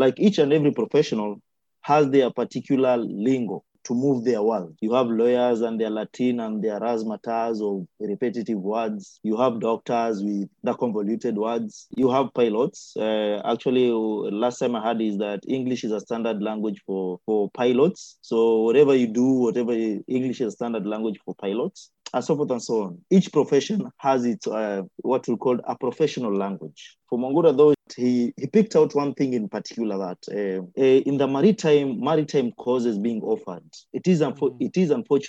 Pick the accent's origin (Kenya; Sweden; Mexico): Kenya; Kilifi, Kilifi County; I come from Kilifi, I've been born in Kilifi, we've been burying our people in Kilifi.